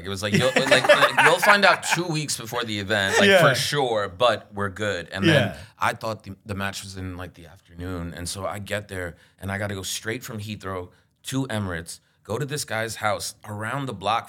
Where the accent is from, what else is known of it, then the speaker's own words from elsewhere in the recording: New York, United States; I mean, I grew up in Queens. Like, basketball and rap were, like, all around us.